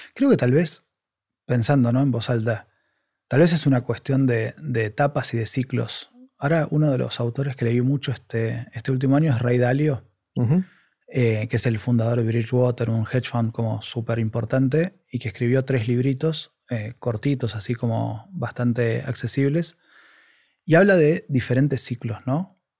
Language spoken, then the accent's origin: Spanish; Argentina; moved away as an adult; now in Spain; yo soy argentino y estoy hace dos años ahí